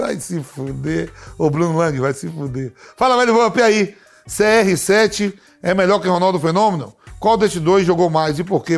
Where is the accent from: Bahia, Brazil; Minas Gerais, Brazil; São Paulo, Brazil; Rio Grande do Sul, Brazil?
Bahia, Brazil; eu sou baiano